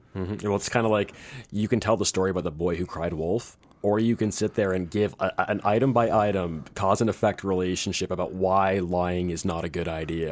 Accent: Canada; moved away; I'm Canadian. I'm from he, uh, I moved here. All my family's up there

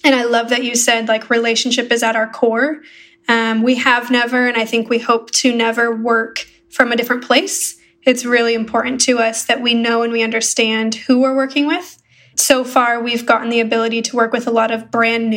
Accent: United States; also born or lived in Arizona / Chicago, Illinois; I am from Arizona and Chicago

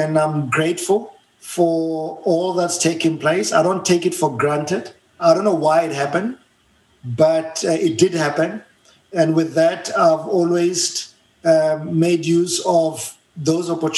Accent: Johannesburg, Gauteng, South Africa; English is a second language; So I was born and bred in Soweto, a small place called Rockville in Soweto, Johannesburg, South Africa

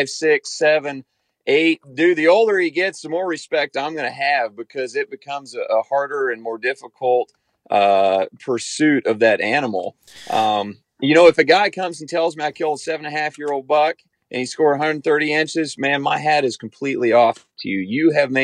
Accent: Kansas, United States; I'm from Kansas

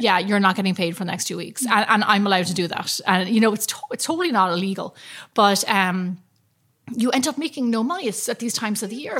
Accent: Ireland; I'm from Ireland, and that's like that's my thing.

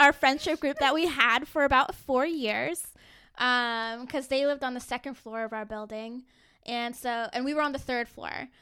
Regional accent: Fairfax, Virginia, United States; I grew up in Fairfax, Virginia

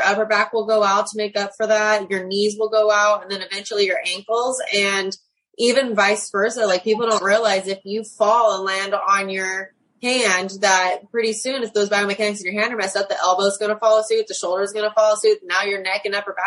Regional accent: United States; now in Clinton, United States; I'm originally from the California, Arizona border and Nevada

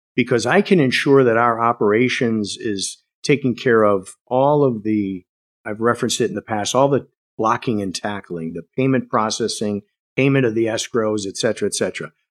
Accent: Wisconsin, United States; born and raised in Wisconsin

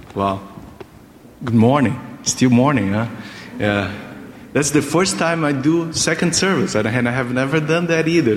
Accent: Brazil; English is a second language; moved away as an adult; also born or lived in United States; like a Brazilian here

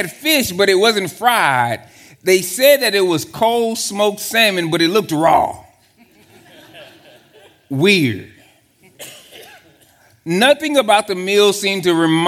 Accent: Texas, United States; I'm from Texas

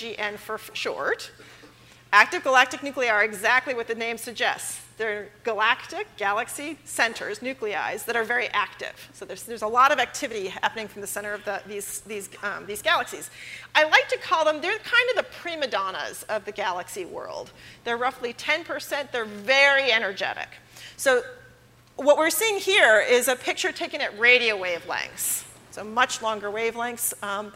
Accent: Los Angeles, California, United States; I'm from Los Angeles.

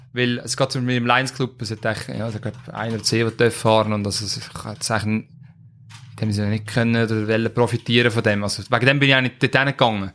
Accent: Switzerland; bei uns in der Schweiz

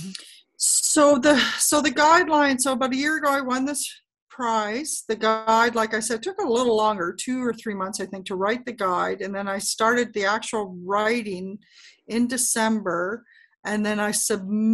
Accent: Canada; I am Canadian

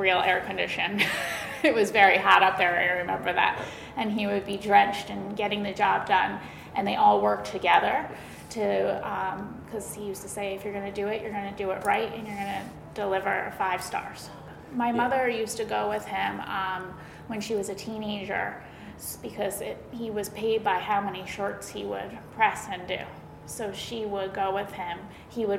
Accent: Westchester County, New York, United States; moved away as an adult; now in Connecticut, United States; I grew up in Westchester County

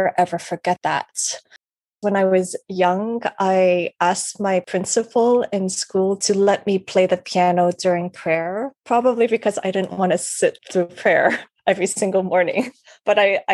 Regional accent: Canada; I was born and raised in Canada

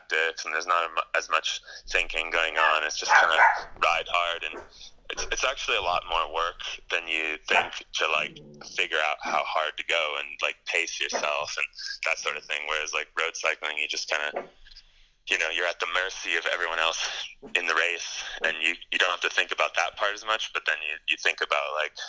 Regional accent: Pacific Northwest, Washington, United States; I grew up in the Pacific Northwest in Washington.

